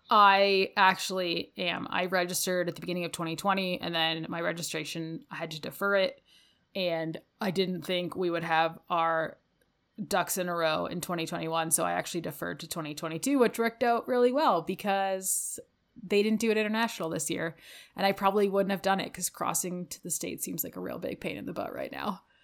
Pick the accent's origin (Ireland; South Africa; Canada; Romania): Canada; Ontario; now in Calgary, Canada; growing up in Ontario, we experience a lot of thunderstorms living on the Great Lakes